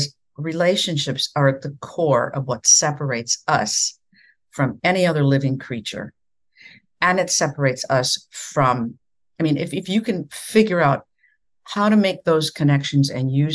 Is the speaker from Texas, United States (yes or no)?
no; near Sioux Falls, South Dakota, United States; moved away as an adult; also born or lived in Iowa; my very first job, which was in Sioux Falls, South Dakota, very close to my hometown